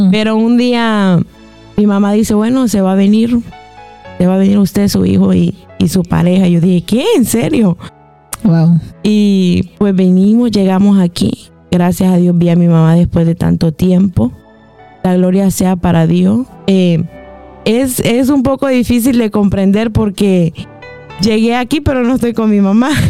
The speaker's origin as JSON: {"language": "Spanish", "country": "Honduras", "said": "soy de Honduras."}